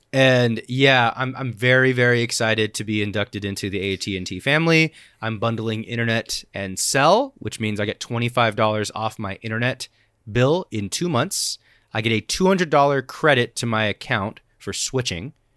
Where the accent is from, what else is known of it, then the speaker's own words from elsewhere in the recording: Oregon, United States; I grew up in Oregon